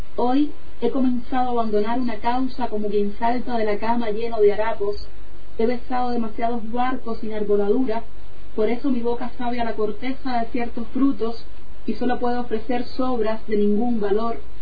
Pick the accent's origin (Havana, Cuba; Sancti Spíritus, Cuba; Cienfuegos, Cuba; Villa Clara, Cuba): Sancti Spíritus, Cuba; Meneses; moved away as an adult; now in Salamanca, Spain; Yo soy del centro de Cuba, no de la capital, yo no soy de La Habana, nací en el centro de Cuba, en una población rural, en un pueblo